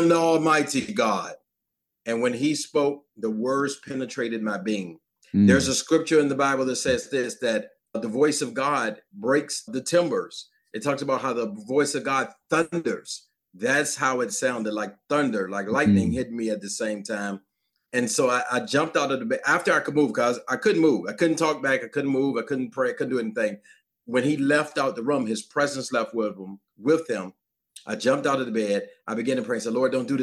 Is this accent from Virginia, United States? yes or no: yes; Virginia, United States; I'm from Virginia, grew up in my household